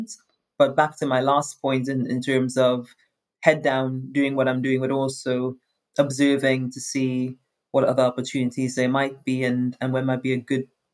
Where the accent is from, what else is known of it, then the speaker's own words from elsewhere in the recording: Trinidad & Tobago; moved away as an adult; also born or lived in United States / Europe; growing up in Trinidad, everyone's a woman of color or a man of color